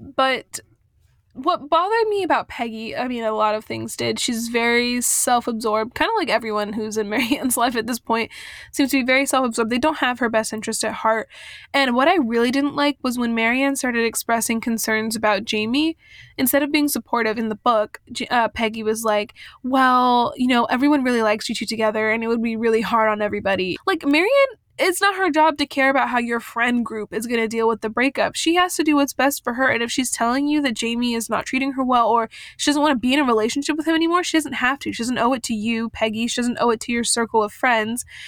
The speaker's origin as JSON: {"language": "English", "region": "Southern California", "country": "United States", "tie": "born or raised there", "said": "I was born and raised in Southern California"}